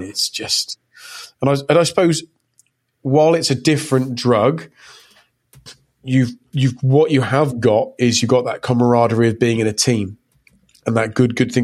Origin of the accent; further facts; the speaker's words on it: England, United Kingdom; i was born in '82, and I'm English